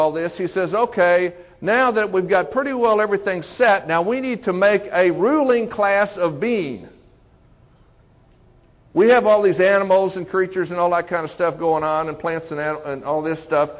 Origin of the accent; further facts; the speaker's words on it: Texas, United States; growing up in Texas as a Baptist, going to church every Sunday